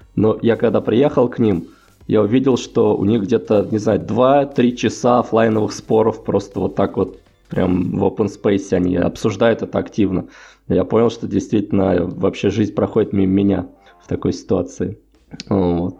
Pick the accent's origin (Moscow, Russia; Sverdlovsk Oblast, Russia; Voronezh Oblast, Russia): Voronezh Oblast, Russia; Voronezh; moved away as an adult; now in Saint Petersburg, Russia; иногда в Воронеж домой